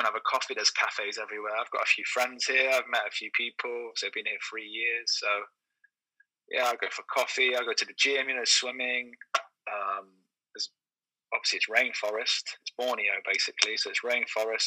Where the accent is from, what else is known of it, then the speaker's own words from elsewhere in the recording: Taunton, South West England, United Kingdom; moved away as an adult; also born or lived in London; now in Brunei; I'm from Taunton in Somerset, which is quite a quiet countryside place.